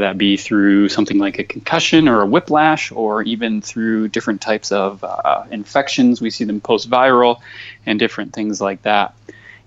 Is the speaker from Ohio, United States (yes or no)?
no; Michigan, United States; moved away; I'm just a simple Midwestern kid, born and raised in Michigan